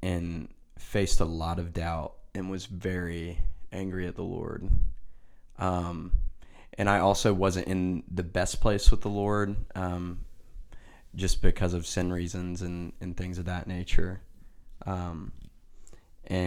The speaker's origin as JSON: {"language": "English", "town": "Nashville", "region": "Tennessee", "country": "United States", "tie": "born or raised there", "also_born_or_lived": "Hermitage, Tennessee", "said": "I'm from the Nashville, Tennessee area. Grew up here my whole life"}